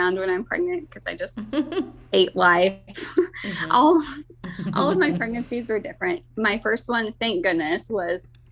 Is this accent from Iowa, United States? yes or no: yes; Hedrick, Iowa, United States; my husband and I grew up in Hedrick, and that's currently where we live